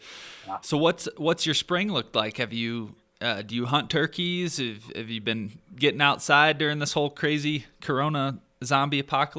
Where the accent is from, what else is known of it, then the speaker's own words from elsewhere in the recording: Michigan, United States; moved away; where I grew up in Michigan